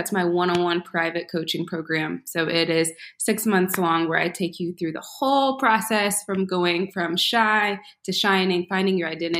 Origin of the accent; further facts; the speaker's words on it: Houston, Texas, United States; I'm 28. I am from Houston, Texas.